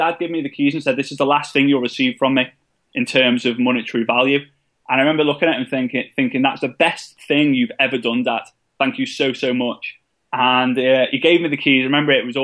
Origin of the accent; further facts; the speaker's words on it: England, United Kingdom; being an English person